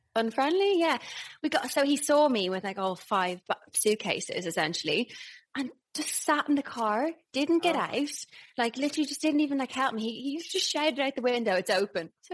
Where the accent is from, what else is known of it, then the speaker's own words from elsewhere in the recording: Ireland; accent: Irish; moved away; Hello from Ireland. I'm back and I'm very Irish because I'm around my people